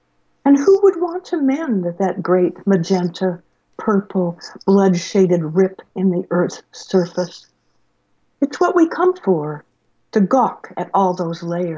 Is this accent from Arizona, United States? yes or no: yes; Tucson, Arizona, United States; I'm growing up in Tucson with my parents, moving all the time, with my parents always in debt